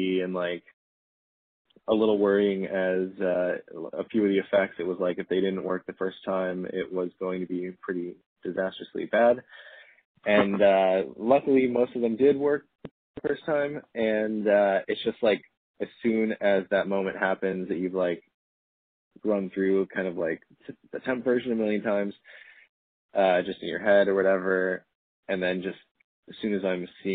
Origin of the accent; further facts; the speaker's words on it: St. Louis, Missouri, United States; moved away; playing in my hometown of St. Louis next month